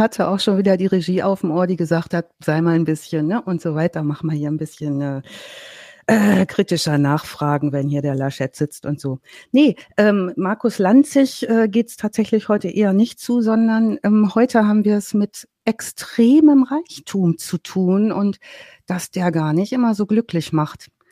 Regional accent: North Rhine-Westphalia, Germany; Ich komme ja aus dem Ostwestfälischen

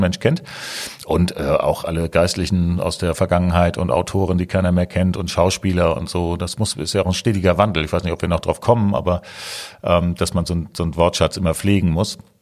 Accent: Eckernförde, Schleswig-Holstein, Germany; now in Hamburg, Germany; Ich komme ursprünglich aus Eckernförde

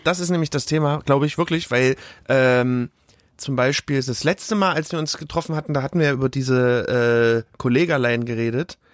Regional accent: Leipzig, Saxony, Germany; ich bin ja in Grünau auch aufgewachsen.

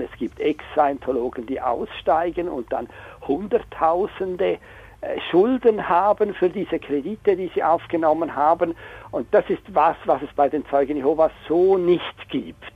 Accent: Chur, Graubünden, Switzerland; moved away; Ich bin ursprünglich in Chur aufgewachsen

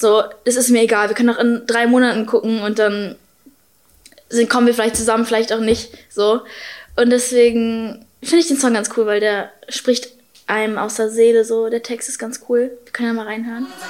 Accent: Berlin, Germany; Ich bin zwar halb Ami, halb Deutsch, aber ich bin halt in Berlin geboren

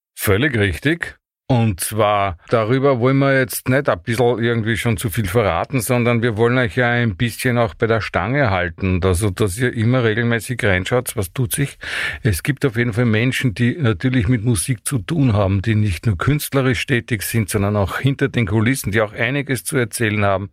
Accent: Vienna, Austria; bin kein Steirer, bin ein Wiener

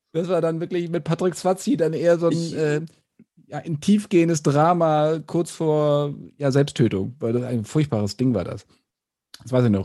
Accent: Bassum, Lower Saxony, Germany; ich komme aus Bassum, äh, in der Nähe von Bremen

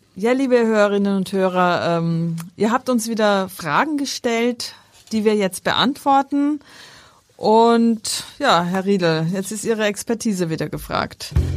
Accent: Austria; moved away; ich ja nicht mit Krabben groß geworden bin in Österreich

